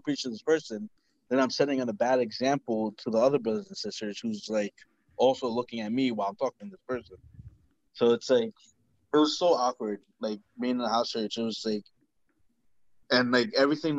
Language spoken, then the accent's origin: English; New Jersey, United States; I'm from New Jersey